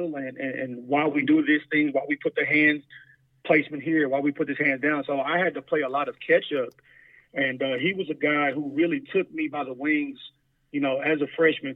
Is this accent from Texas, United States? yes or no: yes; Houston, Texas, United States; I grew up in South Park in Houston, Texas